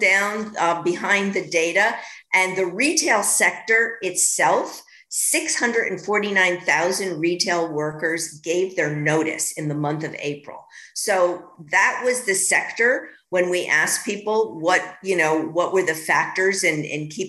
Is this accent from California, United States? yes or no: no; New York, United States; I'm a New Yorker